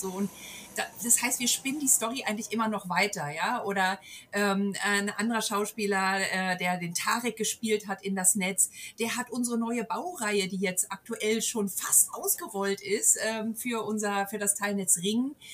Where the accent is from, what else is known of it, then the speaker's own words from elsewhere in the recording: Berlin, Germany; die haben uns auch so überzeugt, ja, auch als, als Berliner und als die, die das auch wirklich realistisch